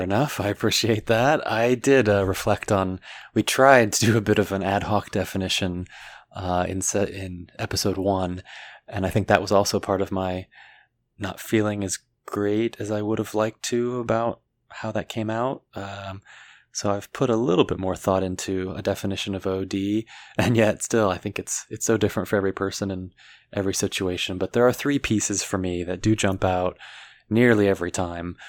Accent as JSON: {"language": "English", "area": "Washington, D.C. area", "region": "District of Columbia", "country": "United States", "tie": "born or raised there", "moved": "yes", "said": "I'm born and raised in the Washington, D C area, as opposed to inside the city limits"}